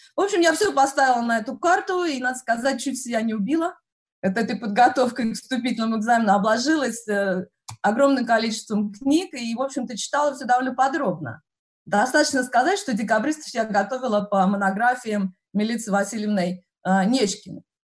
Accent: Vesennyaya station, near Serpukhov, Moscow Oblast, Russia; moved away as an adult; also born or lived in Podolsk, Russia; now in United States; Я родилась в Подольске, потом росла, в 6 лет мы переехали, я росла в очень маленьком поселке городского типа, станция «Весенняя» по Курской дороге в направлении Серпухова

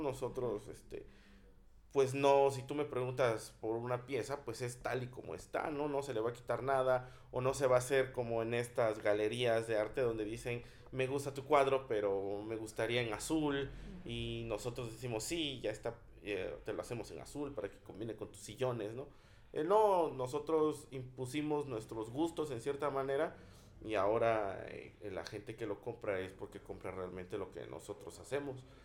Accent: Tlacolula de Matamoros, Oaxaca, Mexico; Yo en lo personal tengo una relación de amor y odio con mi pueblo

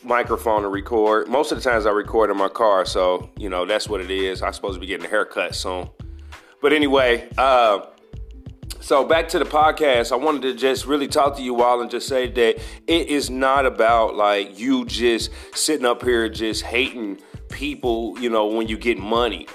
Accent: United States; me being African American

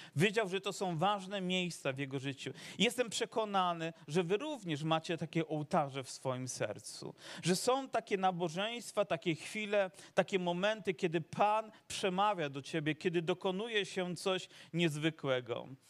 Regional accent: Dąbrowa Górnicza, Silesian Voivodeship, Poland; also born or lived in Zagórze (Sosnowiec); urodziłem się w Dąbrowie urodziłem się w Dąbrowie

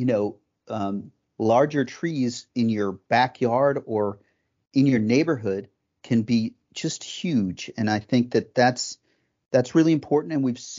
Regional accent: Fairfax County, Virginia, United States; my experience with trees growing up in Fairfax County

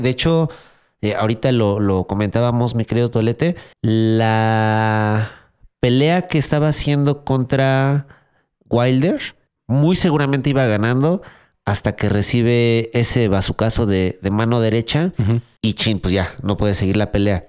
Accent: Mexico; para mí como mexicano

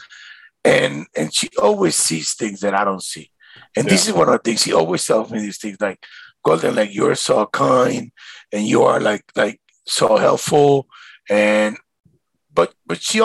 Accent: Caracas, Capital District, Venezuela; now in Miami, United States; when I grew up in Venezuela

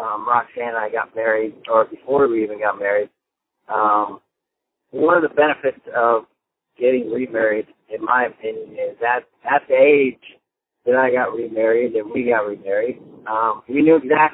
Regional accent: California, United States; also born or lived in Marin County, California; I was born and raised in California. I bounced back and forth between Northern California and Southern California.

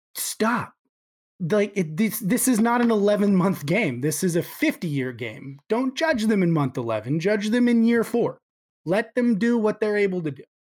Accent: Houston, Texas, United States; I was born in Houston

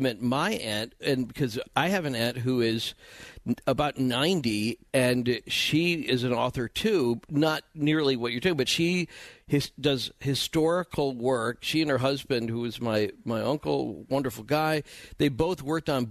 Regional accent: Wilmette, Illinois, United States; I was born in Wilmette, Illinois

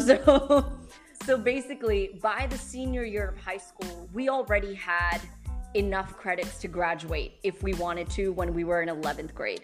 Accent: New York City, New York, United States; moved away as an adult; now in Dubai, United Arab Emirates; I grew up in New York City. I'm, I'm, a product of the New York City public school system

